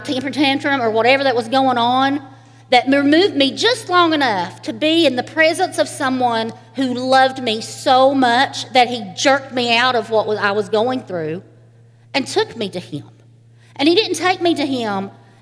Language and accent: English; Eastern Kentucky, United States; I am from Eastern Kentucky, a holler. And where I'm from, it's quite normal to live next door to your grandparents